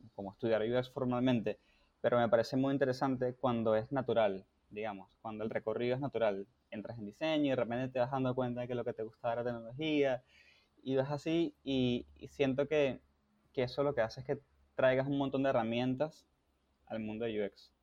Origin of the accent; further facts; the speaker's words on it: Venezuela; yo soy venezolano también